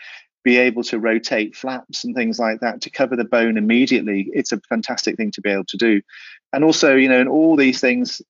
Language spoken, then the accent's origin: English; England, United Kingdom; first language Welsh; English is a second language; also born or lived in South Wales; I was brought up by my grandparents in this very small village till I was about five, and then picked up by my parents from that age on